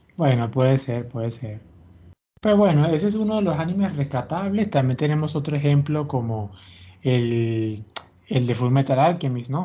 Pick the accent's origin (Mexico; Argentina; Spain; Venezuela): Venezuela; yo me crié con Televen